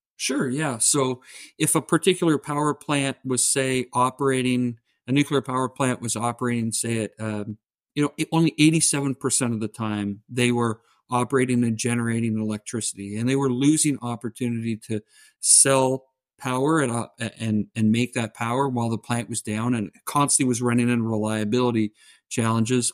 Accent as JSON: {"language": "English", "region": "southern Ontario", "country": "Canada", "accent": "Canadian", "said": "I'm Canadian, so if you hear the oots and the boots, tha-, that's where it's from"}